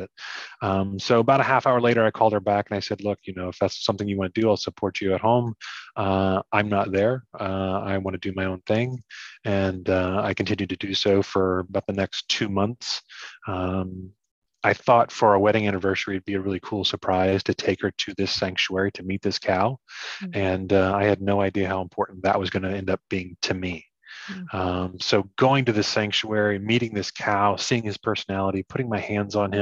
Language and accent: English; Ohio, United States; I grew up hunting and fishing my whole life. You know, we grew up in Ohio.